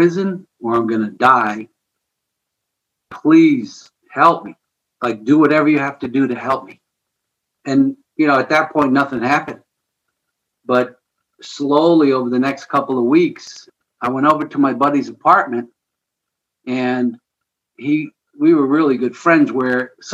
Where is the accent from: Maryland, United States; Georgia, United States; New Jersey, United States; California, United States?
New Jersey, United States; outside New York City; now in St. Louis, United States; I grew up just outside of New York City in New Jersey, basically Metro New York City. I lived at the entrance to the Lincoln Tunnel